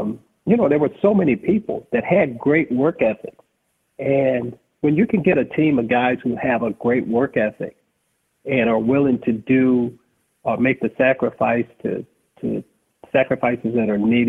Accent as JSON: {"language": "English", "town": "Los Angeles", "region": "California", "country": "United States", "tie": "born or raised there", "said": "I grew up in Los Angeles"}